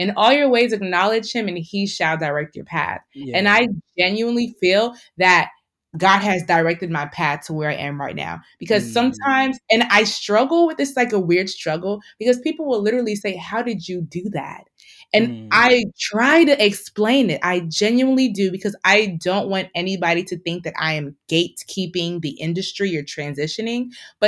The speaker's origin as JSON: {"language": "English", "country": "Nigeria", "said": "I think that being Nigerian also has helped me with the tough skin"}